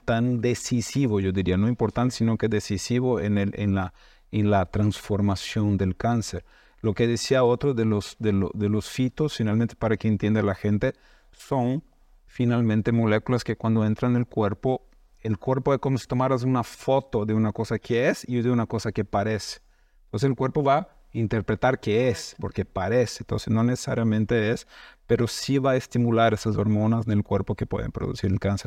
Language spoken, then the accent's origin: Spanish; Brazil; moved away; en Brasil, nosotros somos de Brasil